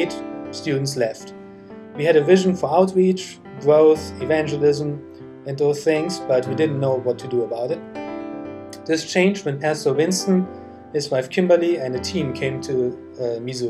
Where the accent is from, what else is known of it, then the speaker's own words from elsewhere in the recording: Germany; I was born and raised in Germany